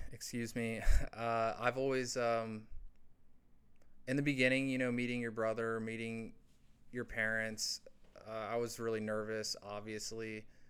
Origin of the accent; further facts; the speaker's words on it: Indiana, United States; moved away; growing up where I grew up in a small in the small town that I grew up in Indiana